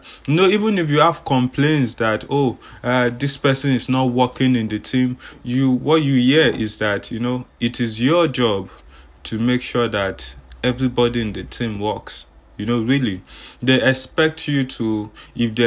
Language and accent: English; Nigeria; I'm from Nigeria